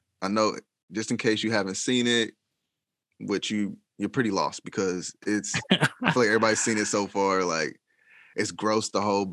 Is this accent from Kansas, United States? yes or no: yes; Kansas, United States; I'm from Kansas.